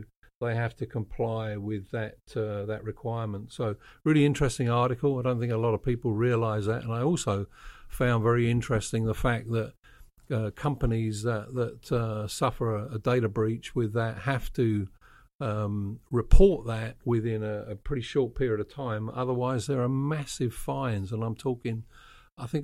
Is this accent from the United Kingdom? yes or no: yes; United Kingdom; I'm British.